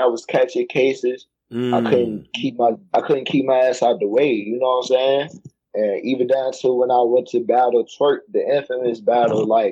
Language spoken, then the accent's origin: English; Richmond, Virginia, United States; I'm from Richmond, bro. I don't rep DMV